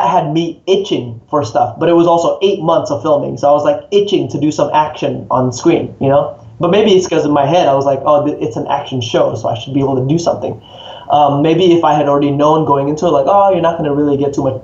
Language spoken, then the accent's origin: English; United States; also born or lived in Indonesia; I was born in Indonesia and I moved to America when I was about 9.